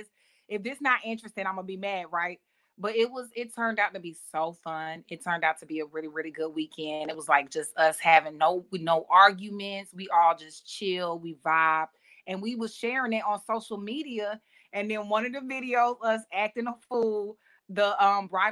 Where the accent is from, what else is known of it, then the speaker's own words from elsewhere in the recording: Atlanta, Georgia, United States; moved away as an adult; we came from Atlanta